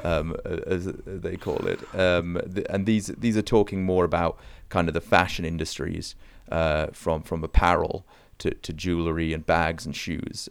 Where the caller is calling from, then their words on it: Canada; I'm calling in from Canada